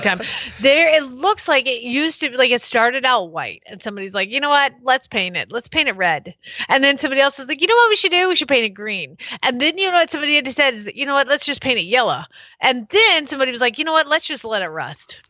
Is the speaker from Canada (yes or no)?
no; Georgia, United States; I'm from Georgia. I can talk like this because this is how my daddy sounds